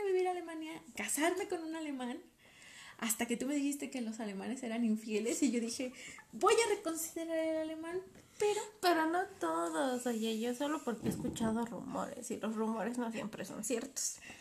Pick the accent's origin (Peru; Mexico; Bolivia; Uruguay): Mexico; nosotros somos mexicanas, otra cultura, otra idea